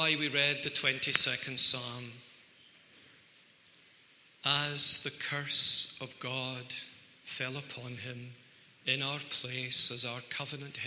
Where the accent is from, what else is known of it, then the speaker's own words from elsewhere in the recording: Scotland, United Kingdom; people like me who are Scots and we don't like to talk too openly about ourselves, I think we excuse ourselves by saying, well, we are Scottish